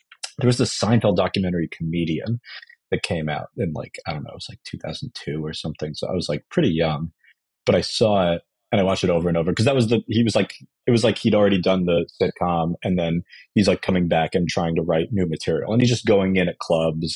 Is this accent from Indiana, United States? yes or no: no; New York, United States; I was growing up in New York